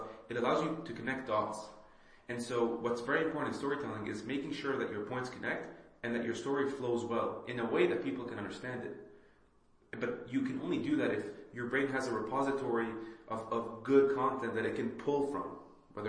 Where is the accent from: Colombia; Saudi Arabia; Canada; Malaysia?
Saudi Arabia; moved away; also born or lived in Lebanon / Bahrain; I also immigrated from Lebanon, right? I grew up in Saudi and I lived in Bahrain